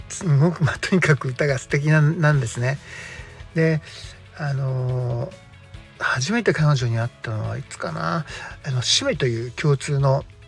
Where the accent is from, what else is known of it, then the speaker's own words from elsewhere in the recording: Yokoshibahikari, Chiba, Japan; 僕は横芝光町、えー、出身のベーシスト